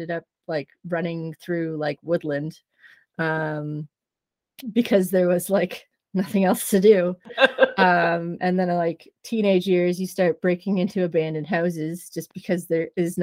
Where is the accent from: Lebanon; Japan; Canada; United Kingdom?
Canada; Trenton, Ontario; I grew up in the middle of redneck country, Trenton, Ontario